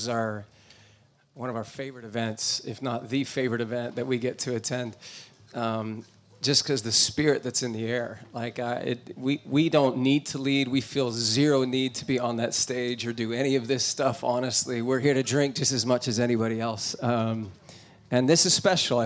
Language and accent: English; New Jersey, United States; I was born in New Jersey. It's on the eastern side of the United States.